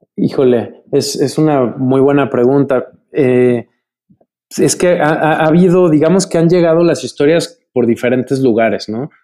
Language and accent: Spanish; Mexico; soy eh, mexicano